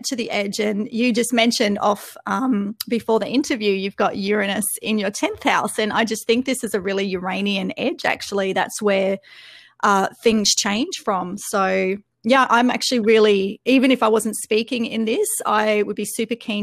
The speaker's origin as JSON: {"language": "English", "country": "Australia", "also_born_or_lived": "Melbourne", "said": "I'm Australian"}